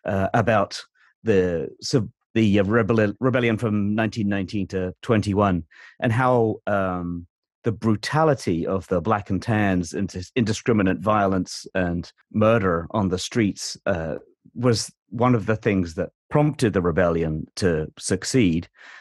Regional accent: United Kingdom; as a British person

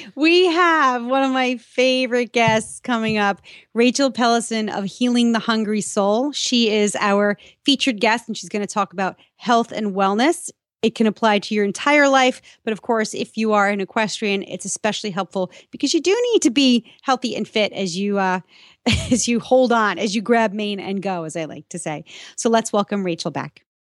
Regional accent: New York, United States; moved away as an adult; also born or lived in Boston, Massachusetts; now in south of Boston, United States; I grew up in New York. I lived for most of my adult life in Boston, you know, 20, 22 years

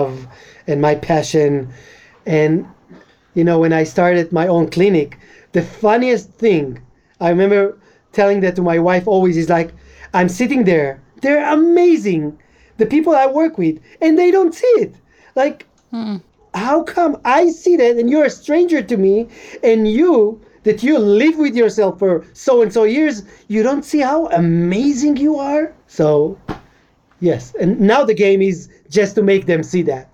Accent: Israel; I'm Israeli, but European Jews that came were considered more. So growing up as a Moroccan was kind of underdog in a way

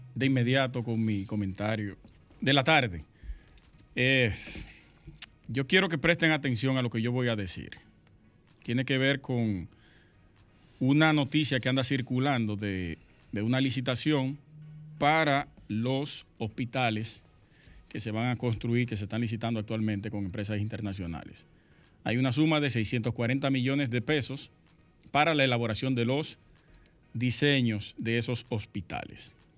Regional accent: Sosúa, Puerto Plata, Dominican Republic; nosotros nos criamos juntos en Sosúa

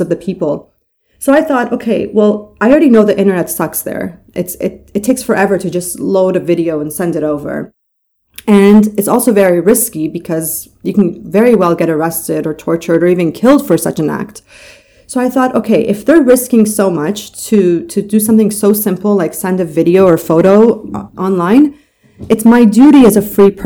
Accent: Toronto, Ontario, Canada; also born or lived in Mashhad, Iran; I grew up in Canada. So I left in 1989 from Mashhad, Iran, with my mom and dad and my brother. And we moved to Toronto, Canada in 1989

